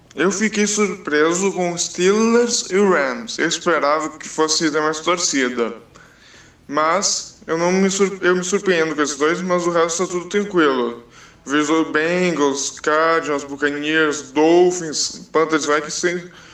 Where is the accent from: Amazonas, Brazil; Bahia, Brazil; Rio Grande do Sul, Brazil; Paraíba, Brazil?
Rio Grande do Sul, Brazil; Porto Alegre; sou de Porto Alegre